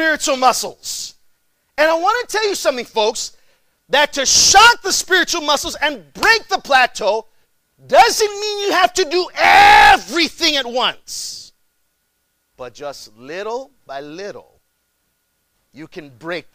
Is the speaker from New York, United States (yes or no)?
no; McAllen, Texas, United States; moved away as an adult; also born or lived in Chicago, Illinois; I'm originally from McAllen, Texas. It's about another 3.5 hours south of here.